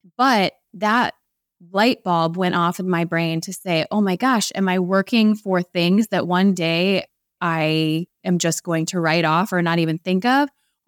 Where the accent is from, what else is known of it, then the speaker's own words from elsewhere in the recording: Ohio, United States; We're also from Ohio.